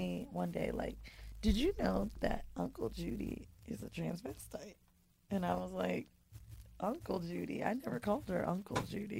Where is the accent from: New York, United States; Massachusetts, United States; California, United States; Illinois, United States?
California, United States; San Francisco; born there; So I was born in San Fran.